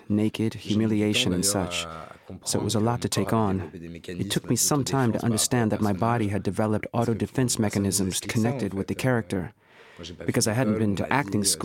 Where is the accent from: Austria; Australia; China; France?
France; Nevers, Bourgogne-Franche-Comté; I was born in Nevers.